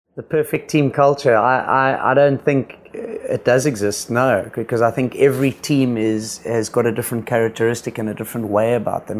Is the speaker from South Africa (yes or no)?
yes; South Africa; I came as a South African to the Indian team